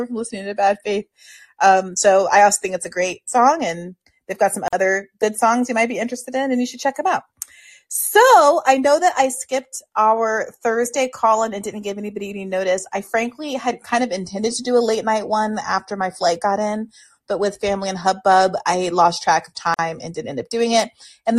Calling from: Cleveland, Ohio, United States; I am calling in from Cleveland, where I have none of my equipment or my soundboard or anything.

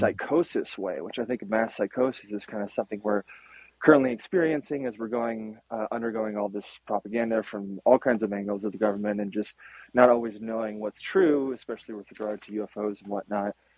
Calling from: north of Boulder, Colorado, United States; calling here from the farm north of Boulder

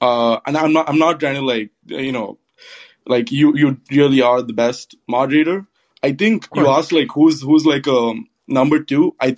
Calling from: West Lafayette, Indiana, United States; So I'm calling in from Purdue, actually.

